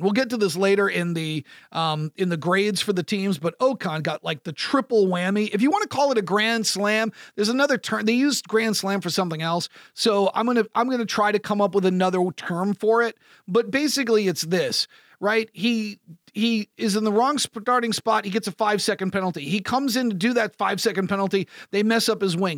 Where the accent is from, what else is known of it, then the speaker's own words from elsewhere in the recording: United States; as an American sports broadcaster